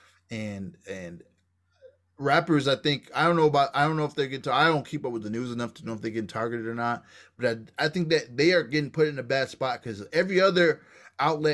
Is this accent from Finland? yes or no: no; Kansas, United States; I grew up in Nativa, Kansas, you know what I'm saying, one street down from Martin Luther King.